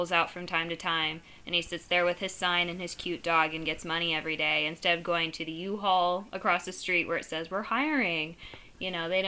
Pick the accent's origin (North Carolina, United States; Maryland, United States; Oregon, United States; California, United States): California, United States; Ventura County; also born or lived in Los Angeles; I luckily was born and raised in Ventura County, so a little farther out, which is nice.